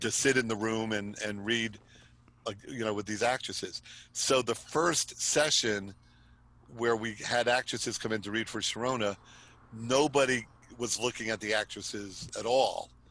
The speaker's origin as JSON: {"language": "English", "region": "East Coast", "country": "United States", "tie": "born or raised there", "said": "I live in New York and I was mm-hmm. born and raised on the East Coast"}